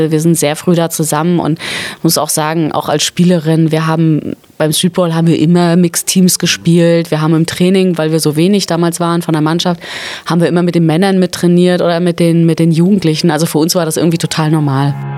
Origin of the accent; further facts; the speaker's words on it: Schwerin, Mecklenburg-Vorpommern, Germany; ich komme ursprünglich aus Mecklenburg-Vorpommern